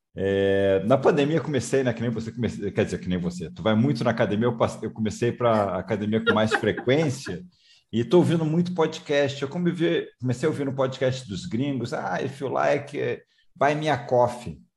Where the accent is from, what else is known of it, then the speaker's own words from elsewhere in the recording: Rio de Janeiro, Brazil; moved away; Eu também sou é. carioca, estou morando fora do Rio um tempão, mas sou carioca